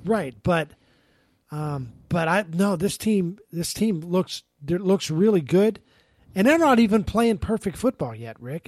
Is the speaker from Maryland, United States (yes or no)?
no; Pittsburgh, Pennsylvania, United States; moved away; I grew up in Pittsburgh